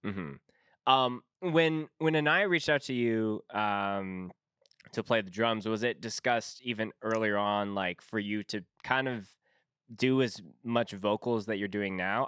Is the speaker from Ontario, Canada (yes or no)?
no; Winnipeg, Manitoba, Canada; I'm from Winnipeg